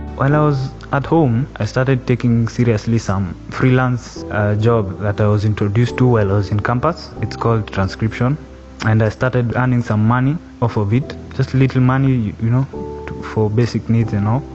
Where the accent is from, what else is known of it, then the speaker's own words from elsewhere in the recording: Nakuru County, Kenya; also born or lived in Membli, near Ruiru; now in Ruiru, Kenya; I was born and raised in Nakuru County. That's where I grew up